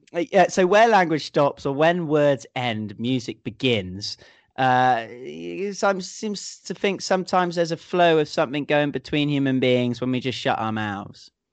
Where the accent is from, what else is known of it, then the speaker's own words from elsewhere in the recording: United Kingdom; being British